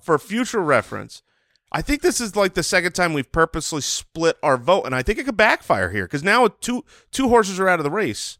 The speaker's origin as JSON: {"language": "English", "country": "United States", "said": "as an American who has eaten plenty of bread"}